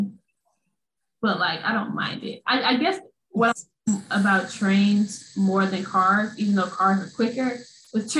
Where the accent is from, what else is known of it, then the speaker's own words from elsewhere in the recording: St. Louis, Missouri, United States; moved away as an adult; we're both from St. Louis